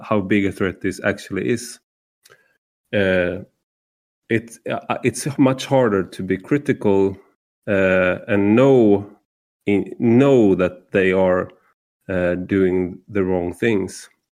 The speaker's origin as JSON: {"language": "English", "country": "Sweden", "said": "as a Swede"}